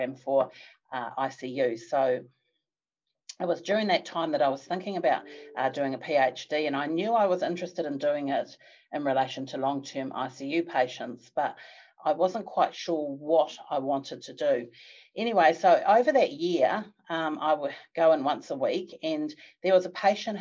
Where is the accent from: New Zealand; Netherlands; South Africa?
New Zealand; Palmerston North, Manawatū-Whanganui; moved away as an adult; also born or lived in Australia; came back to Palmerston North, which was my hometown